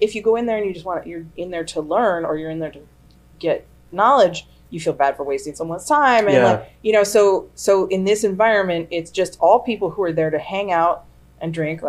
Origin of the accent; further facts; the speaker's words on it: New York, United States; Upstate New York.